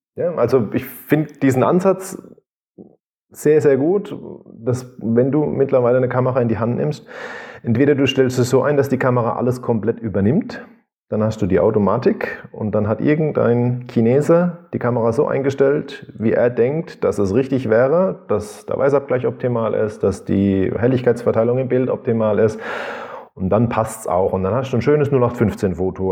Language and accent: German; Rhineland-Palatinate, Germany; Ich komme aus der Südpfalz